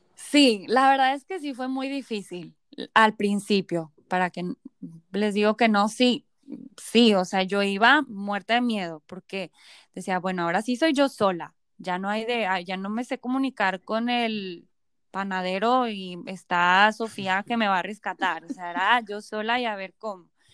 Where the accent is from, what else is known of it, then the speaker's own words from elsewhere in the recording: Mexico; also born or lived in Florence, Italy; un grupo súper grande de mexicanos